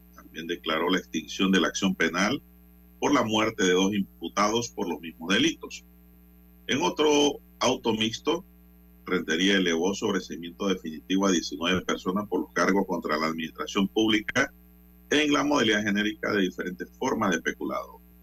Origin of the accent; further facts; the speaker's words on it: Panama; como panameño